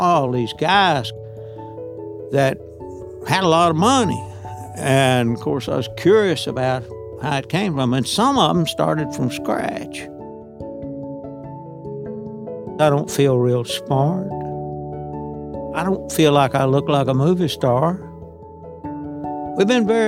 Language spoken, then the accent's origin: English; Parsons, Tennessee, United States; I was born in Parsons, Tennessee, a little town, about 2,500 people